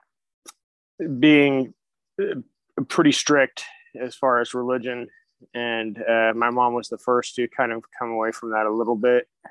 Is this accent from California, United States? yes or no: yes; Sonoma, California, United States; I grew up in Sonoma, California